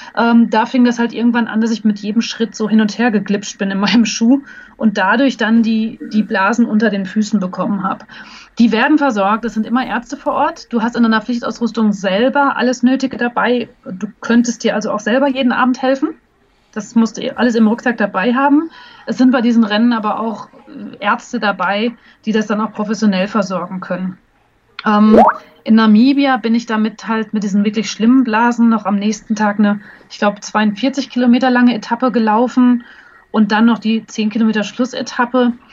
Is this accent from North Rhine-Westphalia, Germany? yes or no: yes; Hagen, North Rhine-Westphalia, Germany; also born or lived in Berlin; now in Munich, Germany; in meiner Geburtsstadt Hagen